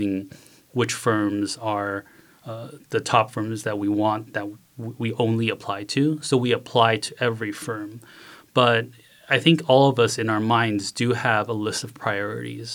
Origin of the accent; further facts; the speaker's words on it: Beijing, China; moved away; also born or lived in Kaohsiung, Taiwan; I was born in Taiwan, born in Kaohsiung, which is the south part of Taiwan, but I moved to Beijing when I was 2. So I spent my entire childhood in Beijing, and I attended an international school